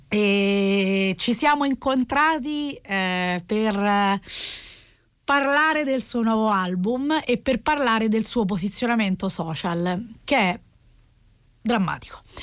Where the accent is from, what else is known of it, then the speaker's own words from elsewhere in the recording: Rome, Lazio, Italy; sono nata a Roma in, eh, in un contesto borghese